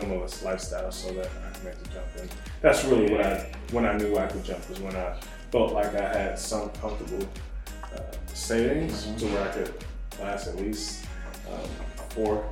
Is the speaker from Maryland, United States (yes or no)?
yes; Prince George's County, Maryland, United States; moved away as an adult; also born or lived in Bucknell University, Pennsylvania; now in Charlotte, United States; I am from the Prince George's County area of Maryland. Moved to Charlotte, North Carolina four or five years ago